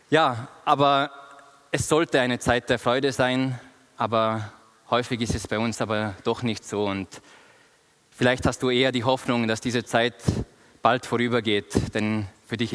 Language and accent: German; Austria; moved away as an adult; now in Bern, Switzerland; Ich bin vor vier Jahren aus Österreich nach Bern gekommen, um meine Doktorarbeit in Theologie zu schreiben.